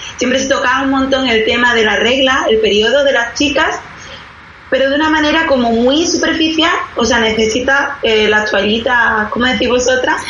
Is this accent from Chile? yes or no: no; Spain; yo soy de España